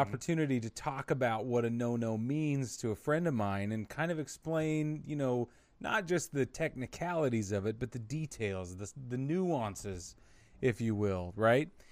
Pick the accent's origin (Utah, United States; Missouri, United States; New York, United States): Utah, United States; I grew up in Utah